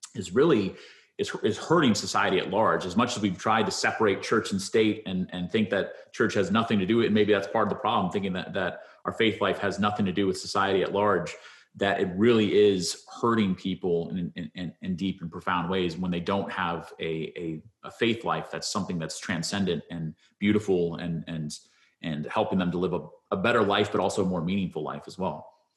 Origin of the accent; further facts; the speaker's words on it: United States; see myself proudly as an American